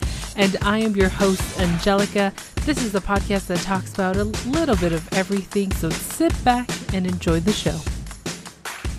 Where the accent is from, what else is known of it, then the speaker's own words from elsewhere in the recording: Toronto, Ontario, Canada; it's my hometown, Toronto